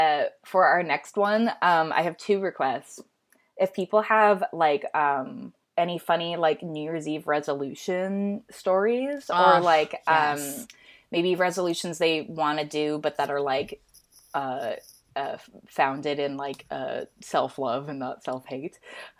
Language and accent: English; Minnesota, United States; I'm from Minnesota, which means lots of snow around Christmas.